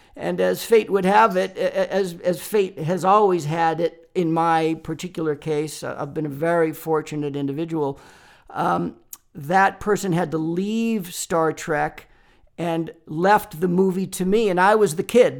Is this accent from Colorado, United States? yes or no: no; Boston, Massachusetts, United States; moved away as an adult; now in Los Angeles, United States; I grew up in Boston, Massachusetts